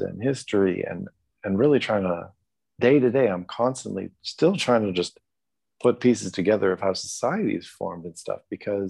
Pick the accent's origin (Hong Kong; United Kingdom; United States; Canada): Canada; raised as a Canadian